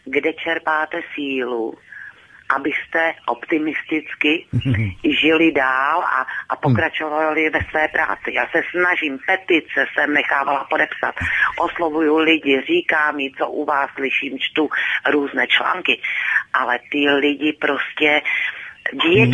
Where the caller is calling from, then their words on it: Kyjov, South Moravian Region, Czechia; Dobrý večer, tady …, já jsem z Kijová, z Jižní Moravy.